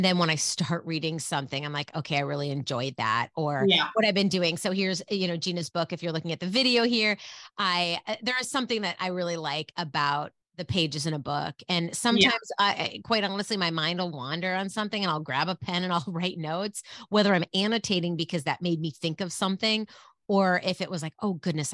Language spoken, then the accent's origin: English; Minneapolis, Minnesota, United States; also born or lived in Leonardo, New Jersey; I talk a lot about Minneapolis, because that's where I grew up